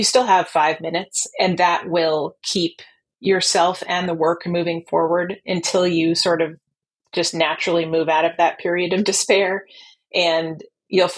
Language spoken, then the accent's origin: English; New Jersey, United States; the town that I grew up in New Jersey